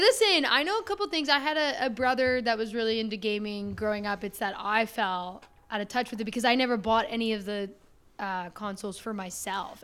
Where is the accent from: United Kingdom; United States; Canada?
Canada; my home country